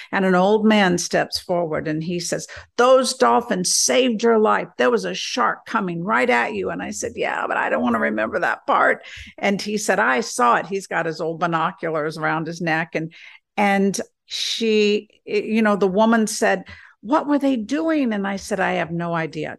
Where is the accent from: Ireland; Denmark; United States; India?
United States; South Carolina; accent: southern; I'm from South Carolina